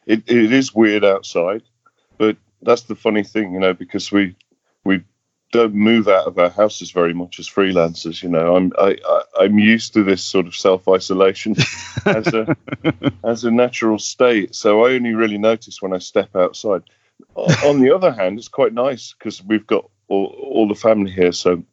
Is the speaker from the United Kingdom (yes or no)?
yes; England, United Kingdom; We just were all from the same industry, and he's from Scotland, I'm from England.